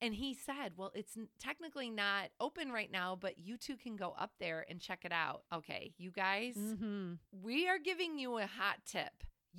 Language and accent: English; Flossmoor, Illinois, United States; we're from Flossmoor.